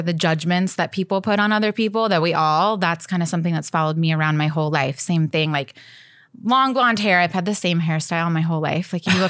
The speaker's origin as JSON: {"language": "English", "town": "Nashville", "region": "Tennessee", "country": "United States", "tie": "born or raised there", "also_born_or_lived": "St. Louis / Arizona", "said": "I was born in St. Louis, and then my family moved to Arizona, and then they moved to Nashville. So I'm kind of from all over"}